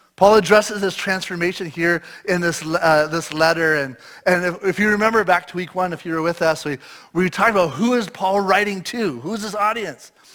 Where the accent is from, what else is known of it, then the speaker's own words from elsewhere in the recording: Eastern Ontario, Canada; moved away as an adult; now in British Columbia, Canada; I grew up my whole life in Eastern Ontario